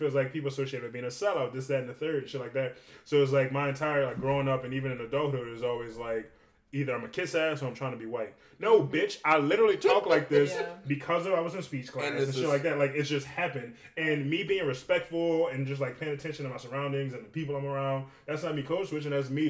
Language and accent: English; Westwego, Louisiana, United States; accent: Westwego; I don't have New Orleans in me because I'm not from New Orleans. My Westwego comes out.